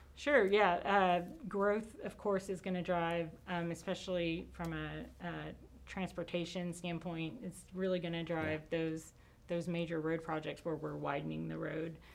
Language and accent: English; College Station, Texas, United States; born or raised there